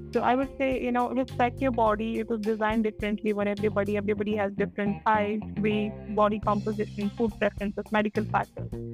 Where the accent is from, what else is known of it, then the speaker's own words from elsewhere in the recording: India; as an Indian, uh, we eat chapatis, dal, chawal, paneer, dosa, and all of those things